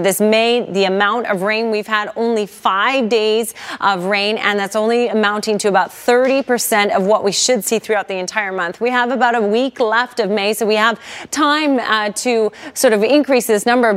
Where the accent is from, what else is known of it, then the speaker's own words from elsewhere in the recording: Surrey, British Columbia, Canada; My hometown, Crescent Beach